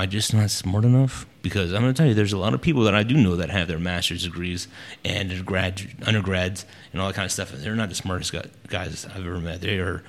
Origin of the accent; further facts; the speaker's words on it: California, United States; born there; now in Texas, United States; Well, military life, so I was a military brat.